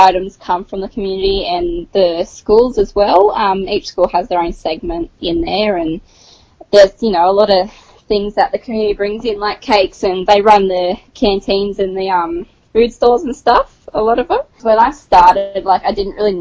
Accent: Peak Hill, New South Wales, Australia; also born or lived in Dubbo; I'm originally from Peak Hill. I've grown up since I was about 5 or 6 there. That's where I've been pretty much my entire life.

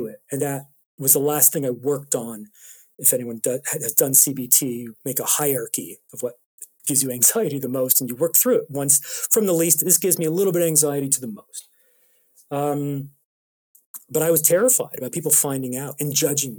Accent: Toronto, Ontario, Canada; moved away as an adult; now in London, United Kingdom; I'm from Toronto.

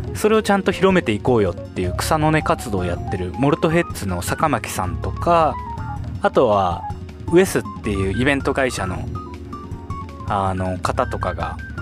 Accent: Sapporo, Hokkaido, Japan; 私生まれも育ちも札幌

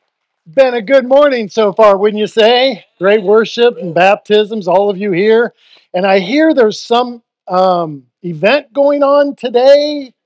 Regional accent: Ohio, United States; moved away; since I'm from Ohio, I think I'm allowed.

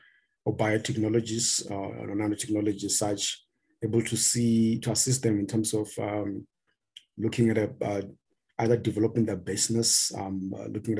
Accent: South Africa; I'm actually from South Africa

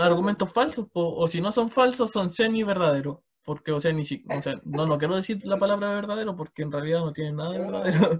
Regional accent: Chimbarongo, O'Higgins, Chile; yo soy de Chimbarongo

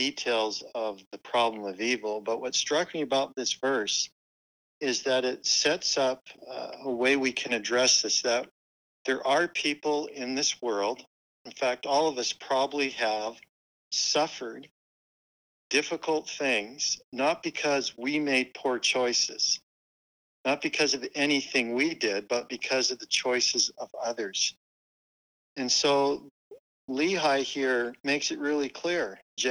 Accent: Calgary, Alberta, Canada; moved away as an adult; also born or lived in Utah / Cedar City; I was born and raised in Calgary, Alberta, Canada

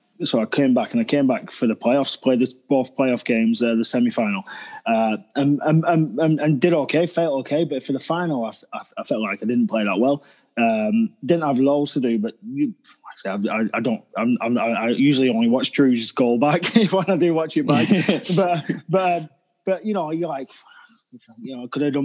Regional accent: Preston, North West England, United Kingdom; moved away as an adult; also born or lived in Sheffield; I come from Preston

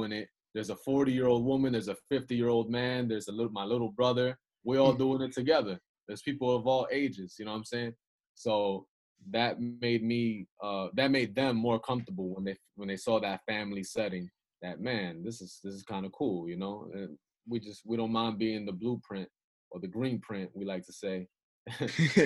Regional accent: Yonkers, New York, United States; also born or lived in Bronx, New York; I'm from the South Side of Yonkers. I lived in the Bronx

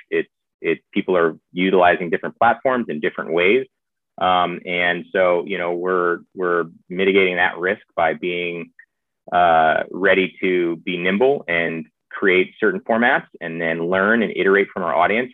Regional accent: the South, United States; I was raised in the South

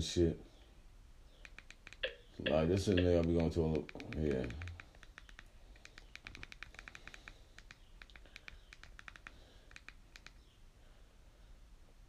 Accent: New York City, New York, United States; I'm from Brooklyn

